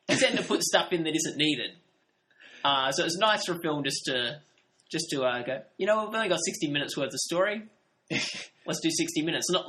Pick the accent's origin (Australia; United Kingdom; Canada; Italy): Australia; A lot of stuff we're talking about are American things, and we're, we, we are from Australia.